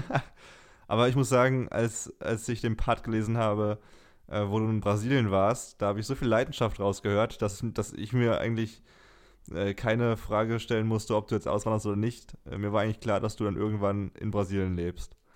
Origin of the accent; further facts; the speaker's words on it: Germany; als Deutscher